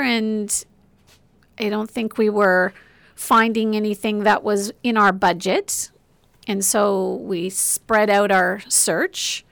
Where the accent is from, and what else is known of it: Oshawa, Ontario, Canada; born or raised there; moved away as an adult; also born or lived in Whitby